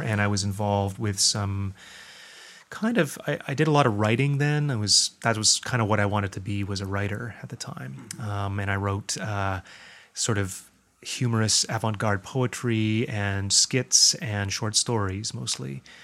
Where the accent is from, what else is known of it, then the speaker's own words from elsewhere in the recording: Guelph, Ontario, Canada; also born or lived in Toronto; I was born in Toronto. My family moved to Guelph when I was about three